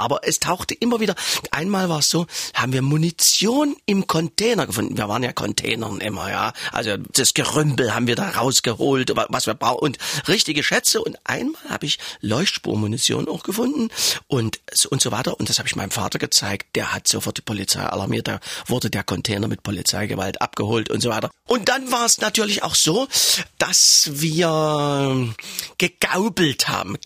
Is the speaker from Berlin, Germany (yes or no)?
no; Leipzig, Saxony, Germany; accent: Saxon; da war ich wieder der Sachse